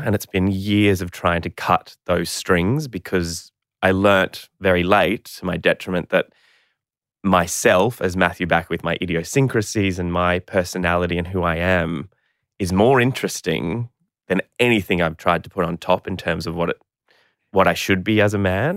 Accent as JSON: {"language": "English", "town": "Brisbane", "region": "Queensland", "country": "Australia", "tie": "born or raised there", "said": "I was born in Brisbane, Queensland in nineteen eighty-five"}